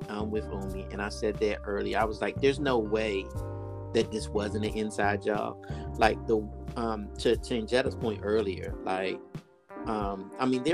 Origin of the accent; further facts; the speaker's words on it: Washington, District of Columbia, United States; we grew up in Washington, D.C.